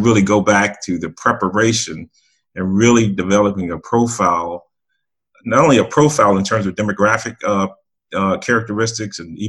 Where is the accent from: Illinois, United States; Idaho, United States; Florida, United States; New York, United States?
Illinois, United States; outside Chicago; I grew up outside Chicago